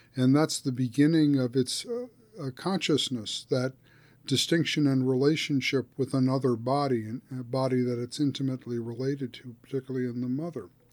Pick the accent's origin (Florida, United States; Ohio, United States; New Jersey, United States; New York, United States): New Jersey, United States; suburban; growing up in New, suburb, suburban New Jersey